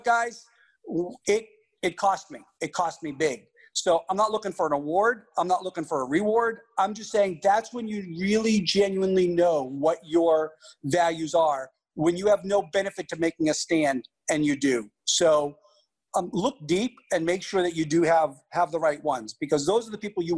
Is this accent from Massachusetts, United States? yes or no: yes; Boston, Massachusetts, United States; I'm from Boston